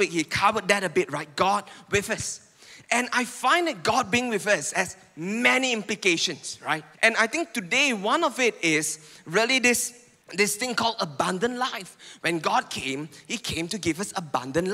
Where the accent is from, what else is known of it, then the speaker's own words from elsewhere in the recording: Penang, Malaysia; now in Puchong, Malaysia; I come from Penang.